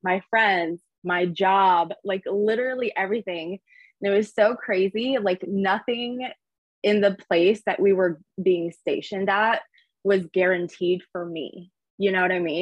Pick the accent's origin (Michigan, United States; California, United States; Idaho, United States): California, United States; Orange County, Southern; also born or lived in San Diego; I was born and raised in Southern California, Orange County area